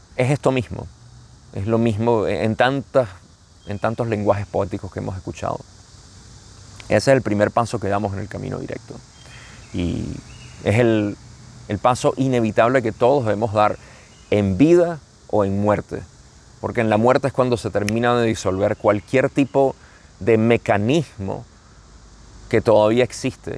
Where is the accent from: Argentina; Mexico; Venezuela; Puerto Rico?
Venezuela; como decimos en Venezuela